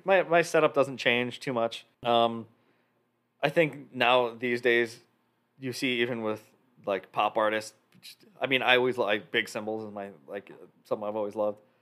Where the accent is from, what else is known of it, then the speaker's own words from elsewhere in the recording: Roselle, Illinois, United States; also born or lived in Chicago; I grew up in Roselle, so I did lessons at Roselle Music.